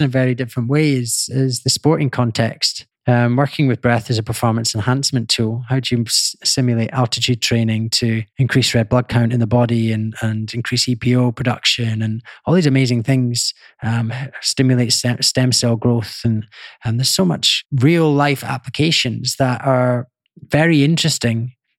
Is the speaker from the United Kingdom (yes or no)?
yes; Scotland, United Kingdom; I grew up in Scotland